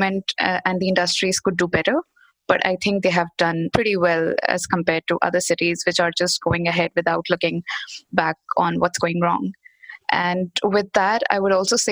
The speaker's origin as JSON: {"language": "English", "town": "Bhopal", "region": "Madhya Pradesh", "country": "India", "tie": "born or raised there", "said": "I'm in India. I'm in my hometown, Bhopal, which is the central part of the country."}